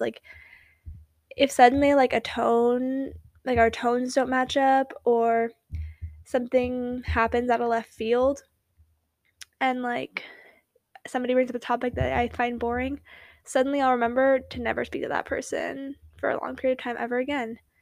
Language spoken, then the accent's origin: English; West Coast, United States; accent: Valley Girl; I was from the West Coast